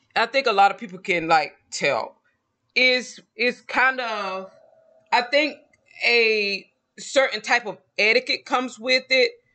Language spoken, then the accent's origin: English; Georgia, United States; accent: Southern; moved away; also born or lived in Mexico; I was born and raised in a small town in Georgia